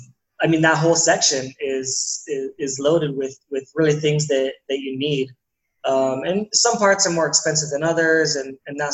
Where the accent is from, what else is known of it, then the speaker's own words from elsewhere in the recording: San Diego, California, United States; I'm from San Diego. I'm born and raised in San Diego, California